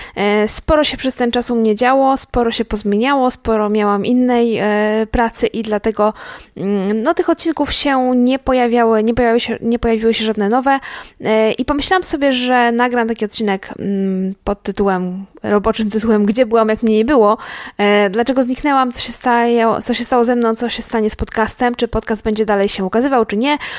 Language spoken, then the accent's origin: Polish; Łódź, Łódź Voivodeship, Poland; Ja w ogóle jestem z Łodzi